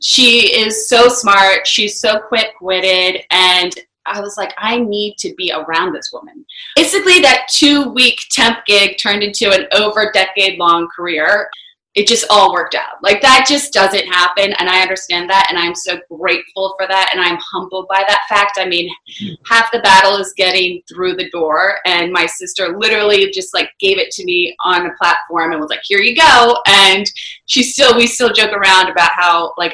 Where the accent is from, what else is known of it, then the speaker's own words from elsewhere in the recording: Bethany Beach, Delaware, United States; moved away as an adult; also born or lived in Washington, District of Columbia, United States; I grew up in Bethany Beach, Delaware, which is a super small family resort town